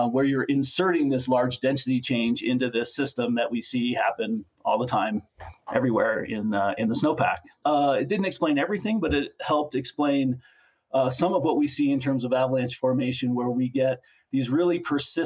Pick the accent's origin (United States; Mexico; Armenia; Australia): United States; Colorado; I grew up in Colorado